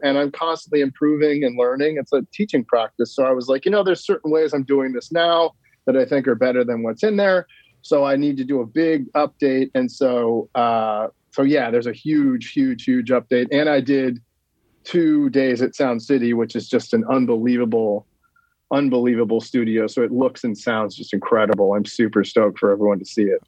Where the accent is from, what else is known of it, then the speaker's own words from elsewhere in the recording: Sonoma County, Northern California, United States; now in Los Angeles, United States; Sonoma County, like kind of where I grew up in NorCal